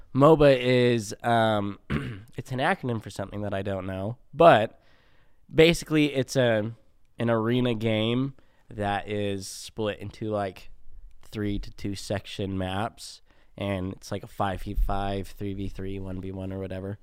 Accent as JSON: {"language": "English", "town": "Spanish Fork", "region": "Utah", "country": "United States", "tie": "born or raised there", "said": "born and raised in Utah, down in Spanish Fork"}